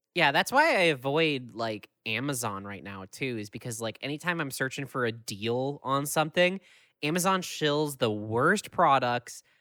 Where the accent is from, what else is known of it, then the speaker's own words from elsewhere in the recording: Minneapolis–Saint Paul, Minnesota, United States; I'm from the Twin Cities where, like, things are always happening